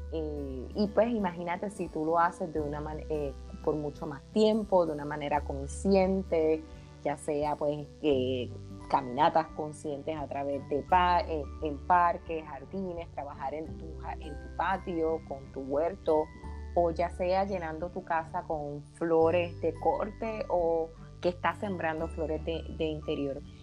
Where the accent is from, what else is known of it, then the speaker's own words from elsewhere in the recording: Arecibo, Puerto Rico; soy arecibeña, puertorriqueña, nacida en el pueblo de Arecibo